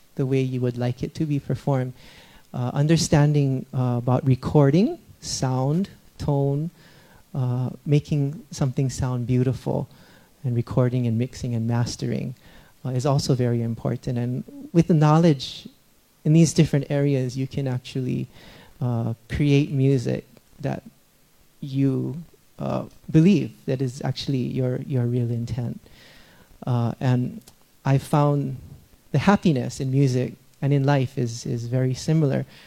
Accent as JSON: {"language": "English", "region": "Hawaii", "country": "United States", "tie": "born or raised there", "moved": "yes", "lives_now": "Los Angeles, United States", "said": "And I was born and raised in Hawaii, and I have lived most of my life in Los Angeles"}